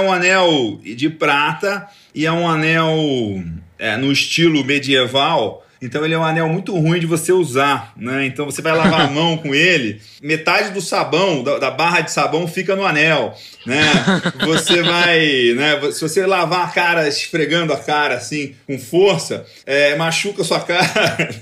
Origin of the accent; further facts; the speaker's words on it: Rio de Janeiro, Brazil; moved away as an adult; also born or lived in Goiás / Goiânia / Piracicaba; now in Santana de Parnaíba, Brazil; Eu sou nascido no Rio de Janeiro, sou criado em Goiás, morei 20 anos em Piracicaba e desde 2016, tem quase 5 anos, eu mudei aqui para Alphaville